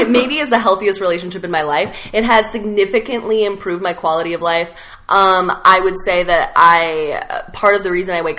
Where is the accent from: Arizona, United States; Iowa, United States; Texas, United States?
Texas, United States; El Paso; I am from El Paso, Texas, home of dirt and... the border to Mexico